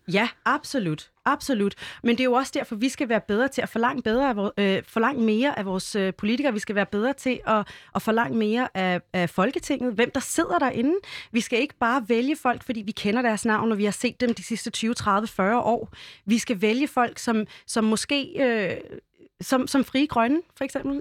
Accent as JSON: {"language": "Danish", "country": "Denmark", "said": "Vi er danskerne"}